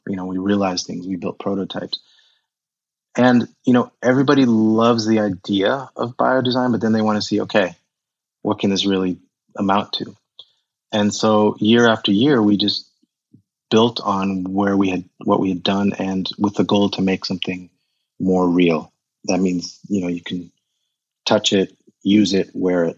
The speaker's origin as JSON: {"language": "English", "country": "United States", "tie": "born or raised there", "also_born_or_lived": "Zaire", "moved": "as an adult", "lives_now": "Germany", "said": "I grew up in America um, with a heavy German influence. So we spoke German at home"}